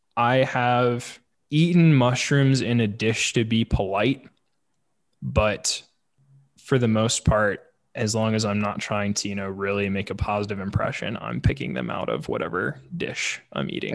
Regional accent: St. Louis, Missouri, United States; moved away; I grew up in St. Louis

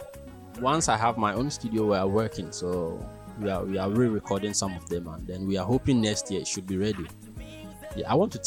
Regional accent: Accra, Greater Accra, Ghana; moved away as an adult; also born or lived in Tumu, Upper West Region, Ghana; I grew up in Accra.

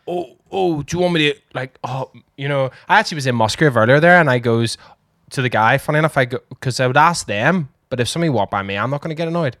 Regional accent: Northern Ireland, United Kingdom; We are Irish. Northern Irish.

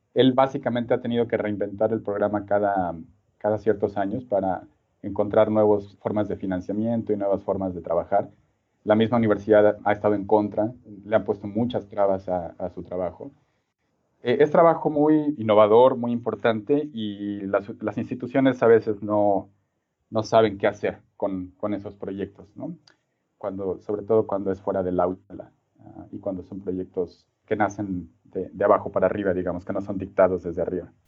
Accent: Mexico City, Mexico; moved away as an adult; also born or lived in Singapore / Sydney; soy originario de la Ciudad de México

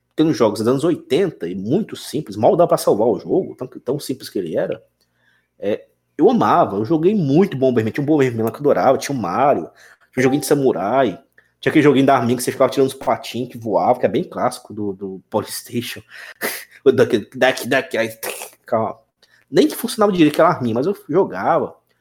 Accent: Brasília, Federal District, Brazil; now in Tocantins, Brazil; eu sou de Brasília, e, mas moro hoje em Tocantins

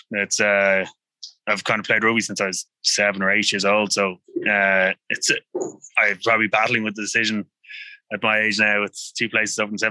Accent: Dublin, Leinster, Ireland; I grew up on the Strand

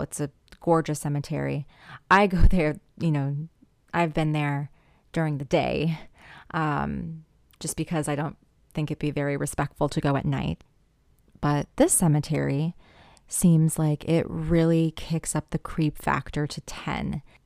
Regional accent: Missouri, United States; my home state, Missouri.

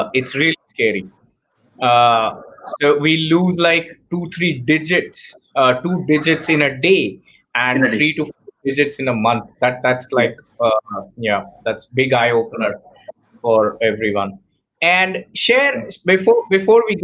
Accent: India; I'm born and brought up in India

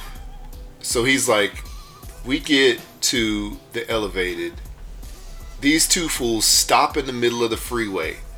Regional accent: Houston, Texas, United States; I grew up in Houston, Texas

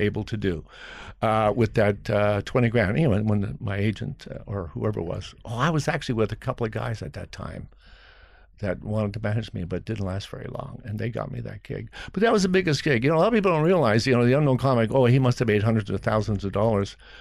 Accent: Montreal, Quebec, Canada; moved away as an adult; also born or lived in Nova Scotia; I was born in Nova Scotia, and you know, further east, but I was raised in Montreal, so that was my home

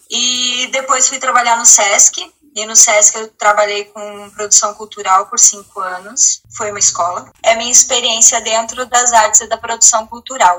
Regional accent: interior of Santa Catarina, Brazil; moved away as an adult; now in Portugal; eu sou do interior de Santa Catarina, de uma cidade onde não tem teatro.

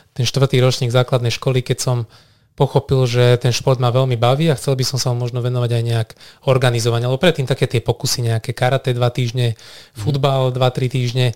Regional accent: Nitra, Nitra Region, Slovakia; moved away as an adult; also born or lived in Banská Bystrica; Ja som vyrastal v Nitre, začal som sa tam aj študovať na vysokej škole

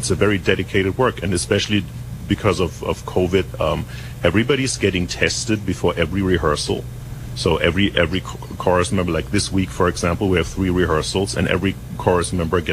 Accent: Essen, North Rhine-Westphalia, Germany; moved away as an adult; also born or lived in New York / Europe; now in Carmel, United States; I was born in Germany. I was born in Germany, in Essen

